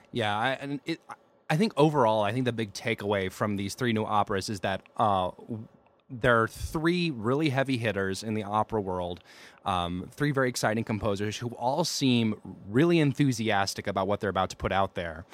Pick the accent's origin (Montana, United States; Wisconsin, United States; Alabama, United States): Alabama, United States; I'm uncultured and from Alabama